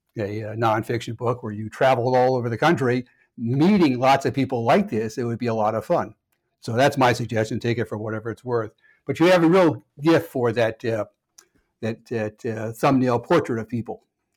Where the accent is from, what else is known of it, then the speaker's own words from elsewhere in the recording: Connecticut, United States; It got my attention in part because I grew up in Connecticut